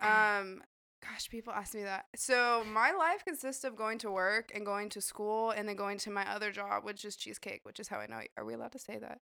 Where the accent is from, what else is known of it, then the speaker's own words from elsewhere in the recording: Idaho, United States; moved away; that's where I'm from, I'm from Idaho